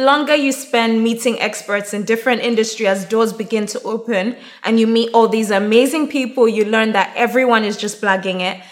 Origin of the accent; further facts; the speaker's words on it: Nigeria; also born or lived in Plymouth / Durham; I'm Nigerian